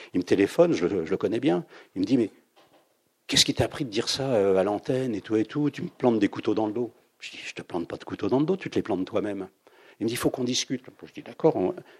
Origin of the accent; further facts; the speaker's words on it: Saint-Denis, Île-de-France, France; Saint-Denis c'est votre ville natale